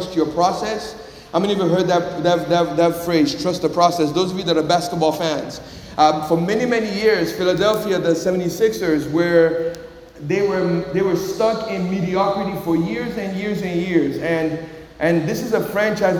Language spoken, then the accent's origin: English; Nigeria; moved away; also born or lived in Miami, Florida; when I was growing up in Nigeria